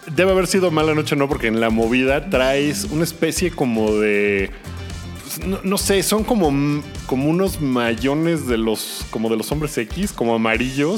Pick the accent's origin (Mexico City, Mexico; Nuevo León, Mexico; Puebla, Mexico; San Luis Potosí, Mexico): Mexico City, Mexico; yo soy muy del sur y entre más al sur te vas de la Ciudad de México